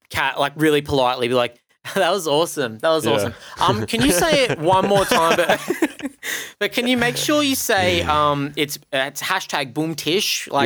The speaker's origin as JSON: {"language": "English", "town": "Newcastle", "region": "New South Wales", "country": "Australia", "tie": "born or raised there", "said": "I grew up in the Steel City and I tried to be a musician a lot during my teenage years"}